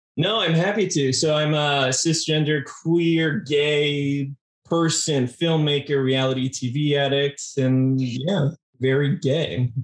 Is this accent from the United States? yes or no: yes; Arizona, United States; also born or lived in California; primarily grew up in Arizona